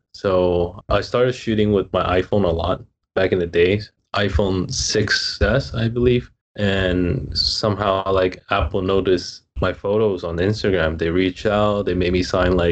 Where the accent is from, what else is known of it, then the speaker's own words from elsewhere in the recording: Hong Kong; moved away as an adult; now in Hawaii, United States; I'm from Hong Kong, born and raised there, and moved to Hawaii about 7.5 years ago